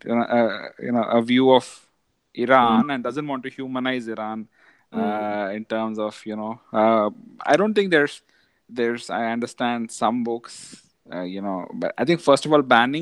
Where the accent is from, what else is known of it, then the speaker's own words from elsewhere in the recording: India; growing up in India, it has been very, very eventful